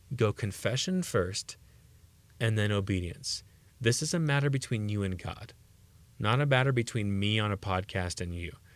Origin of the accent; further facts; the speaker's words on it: United States; as American Christians